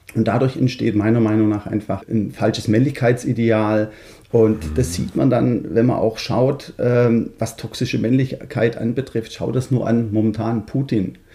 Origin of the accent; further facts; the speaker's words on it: Stuttgart, Baden-Württemberg, Germany; accent: Swabian; moved away as an adult; now in Netherlands; ich bin 47 Jahre gebürtiger Schwabe aus Stuttgart, was man wahrscheinlich unschwer hören kann